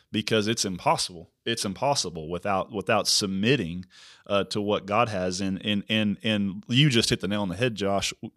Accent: Prague, Oklahoma, United States; now in Missouri, United States; I'm actually from Oklahoma

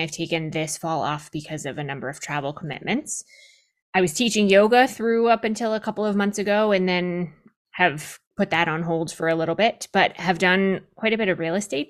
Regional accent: New Hampshire, United States; I grew up in New Hampshire

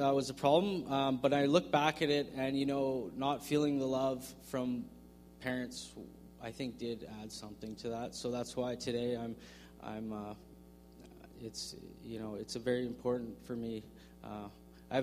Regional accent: Victoria, British Columbia, Canada; I grew up in Victoria

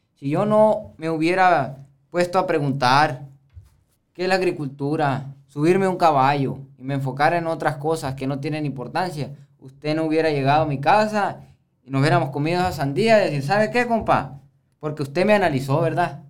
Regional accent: Sonora, Mexico; como hombre sonorense

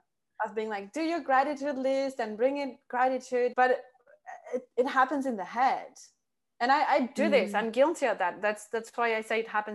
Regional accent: France; moved away as an adult; also born or lived in south of France; being locked for almost a year now in France, in my hometown, in my parents' house

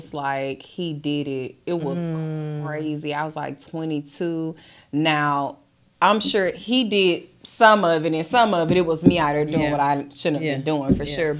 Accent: Dothan, Alabama, United States; I grew up in Alabama, small town Dothan

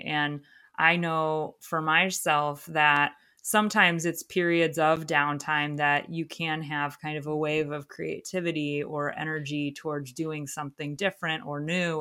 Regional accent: Ohio, United States; moved away; Ohio because that's my home state

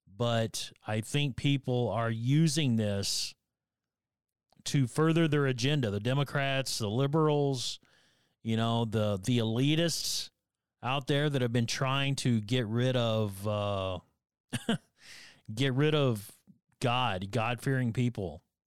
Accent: Northern Alabama, United States; growing up in Northern Alabama

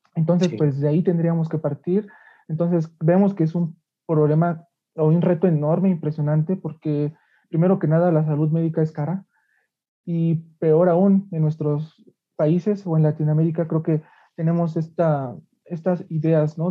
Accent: Mexico; como mexicanos

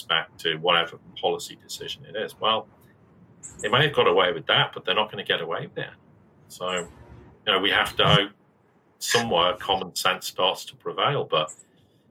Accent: United Kingdom; Britain, which I'm British

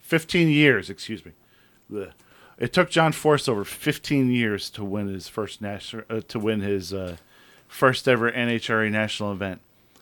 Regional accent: United States; I'm an American.

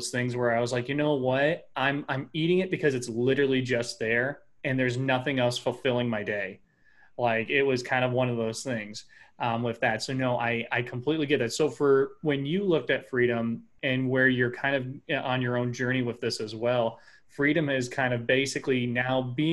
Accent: Midwest, United States; born and raised in the Midwest

